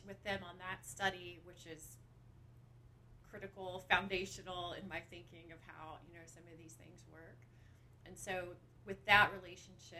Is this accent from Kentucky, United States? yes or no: yes; Lexington, Kentucky, United States; I am from Lexington. So I grew up here right where Sanders Brown is.